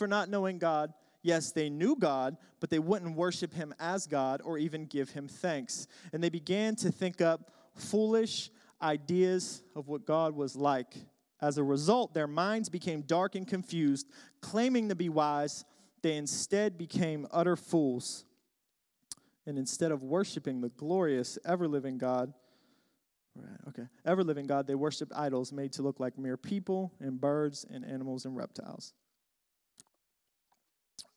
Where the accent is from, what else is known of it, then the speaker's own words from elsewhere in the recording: Pittsburgh, Pennsylvania, United States; I'm from Pittsburgh, so go Steelers